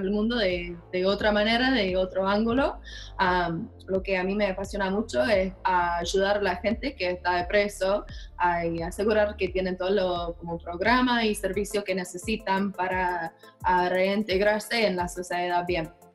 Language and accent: Spanish; Minnesota, United States; Spanish is a second language; yo soy de Minnesota